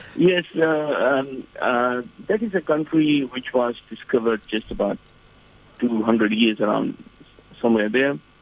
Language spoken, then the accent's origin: English; Fiji; moved away as an adult; also born or lived in Medina, Saudi Arabia; now in New Zealand; I'm originally from Fiji Island, and um, uh, at present I live in New Zealand